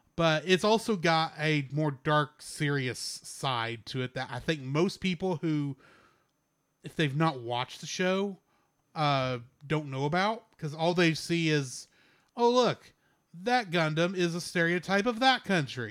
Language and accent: English; Texas, United States; my pride as a Texan